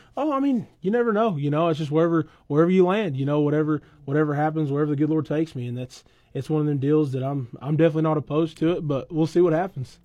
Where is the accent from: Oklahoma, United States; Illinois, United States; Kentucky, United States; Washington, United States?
Oklahoma, United States; Weatherford; also born or lived in Thomas, Oklahoma; I've always lived out there, you know, right out here northwest of town of Weatherford, kinda in between Thomas and Weatherford